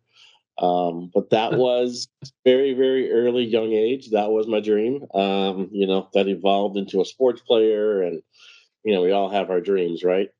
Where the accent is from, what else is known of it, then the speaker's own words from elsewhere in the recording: St. Louis, Missouri, United States; moved away as an adult; now in Cincinnati, United States; Born and raised in St. Louis, Missouri, and then moved to Cincinnati years ago